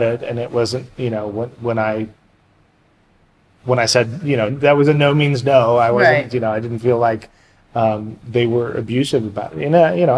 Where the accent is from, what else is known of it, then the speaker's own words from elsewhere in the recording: San Jose, California, United States; I grew up in San Jose.